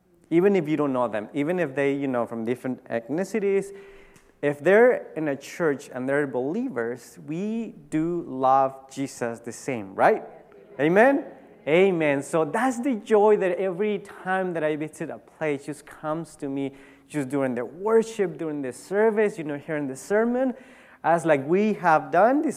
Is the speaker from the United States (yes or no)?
no; Tijuana, Baja California, Mexico; I grew up in Tijuana, Mexico